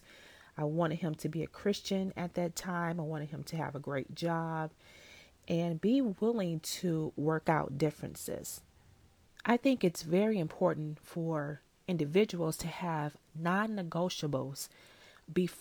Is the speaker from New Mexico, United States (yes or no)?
no; Detroit, Michigan, United States; I grew up in Detroit, but I moved out to the suburbs when I was in fifth grade.